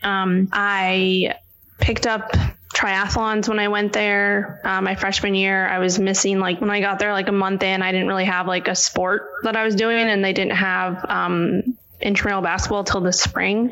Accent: New York City, New York, United States; moved away as an adult; also born or lived in Florida / Virginia; now in California, United States; I'm born and raised in Manhattan

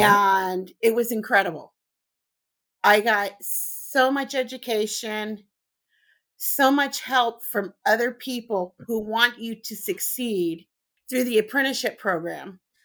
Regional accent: Southern California, United States; moved away as an adult; also born or lived in Missouri; I'm originally from Southern California

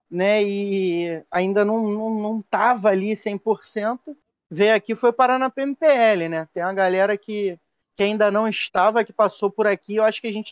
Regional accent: Rio de Janeiro, Brazil; a gente é carioca

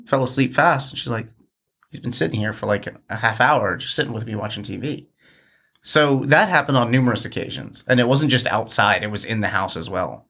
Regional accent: outside Philadelphia, Pennsylvania, United States; also born or lived in New Jersey; now in Richmond, United States; grew up outside of, uh, uh, Philadelphia in Pennsylvania

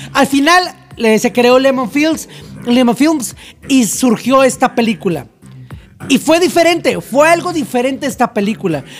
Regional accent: Mexico; aquí en México

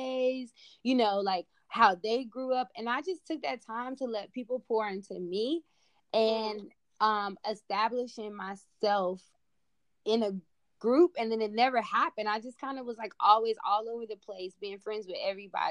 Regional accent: Charlotte, North Carolina, United States; growing up in Charlotte

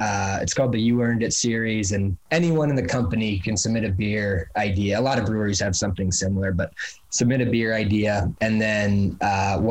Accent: Milo, Maine, United States; now in Portland, United States; the town that my brother and I grew up in Milo, which is about 2.5 hours north of Portland

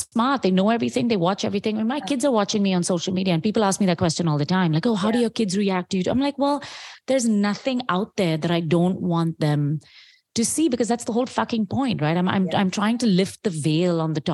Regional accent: India; as an Indian woman

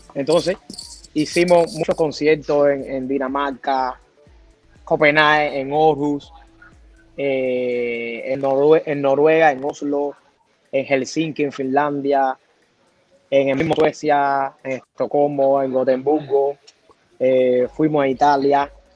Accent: Artemisa, Cuba; moved away as an adult; also born or lived in Sweden; now in Australia; Yo soy de Artemisa, que antiguamente era un municipio que pertenecía a la provincia de La Habana.

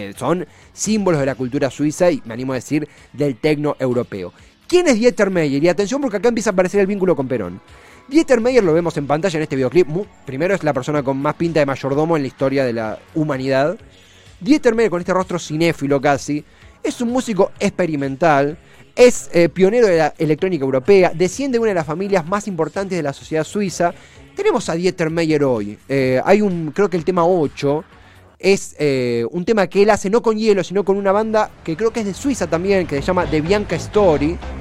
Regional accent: Argentina

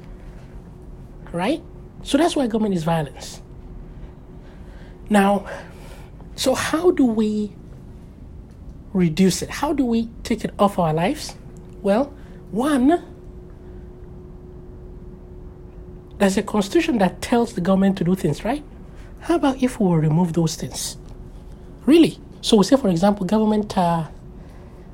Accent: Nigeria; I was born in Nigeria

